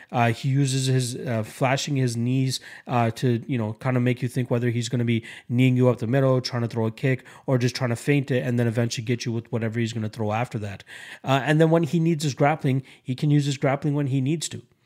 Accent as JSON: {"language": "English", "country": "Canada", "said": "as a Canadian"}